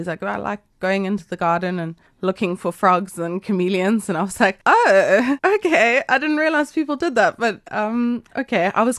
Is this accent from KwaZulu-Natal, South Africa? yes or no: yes; Durban, KwaZulu-Natal, South Africa; Born in 1992. Yeah. I'm a 92 baby. I grew up in like Glen Hills in Durban North, so we didn't get a lot of snakes there